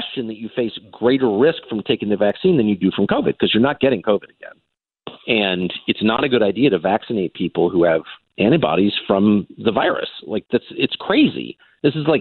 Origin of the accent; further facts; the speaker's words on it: United States; I'm literally American. I have tons of American attitudes. I grew up here